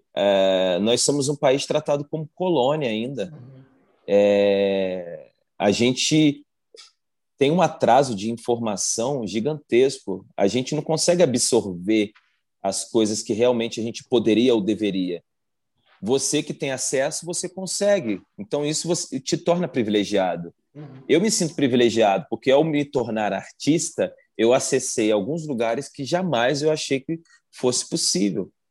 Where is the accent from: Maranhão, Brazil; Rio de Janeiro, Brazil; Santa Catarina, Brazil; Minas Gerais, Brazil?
Rio de Janeiro, Brazil; moved away as an adult; now in São Paulo, Brazil; sou natural do Rio de Janeiro, moro em São Paulo há quase 14 anos